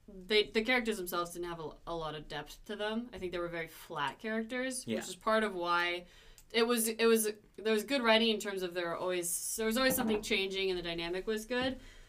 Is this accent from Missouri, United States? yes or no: no; California, United States; I'm from California.